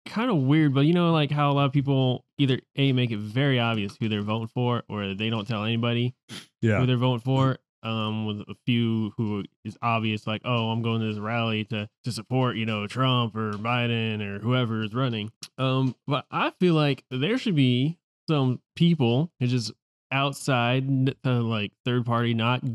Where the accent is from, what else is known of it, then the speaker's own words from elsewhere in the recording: United States; I'm an American